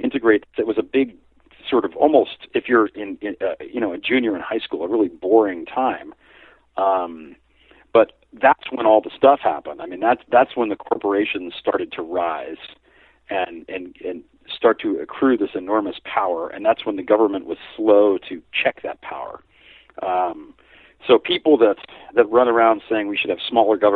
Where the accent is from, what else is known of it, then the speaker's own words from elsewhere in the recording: United States; I'm American